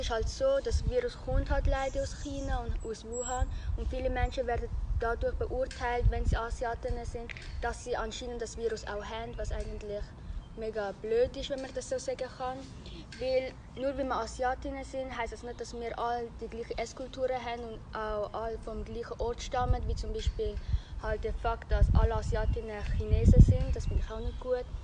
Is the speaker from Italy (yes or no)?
no; Vietnam; now in Switzerland; gehe in Spreitenbach in die zweite Bezirksschule und bin Vietnamesin.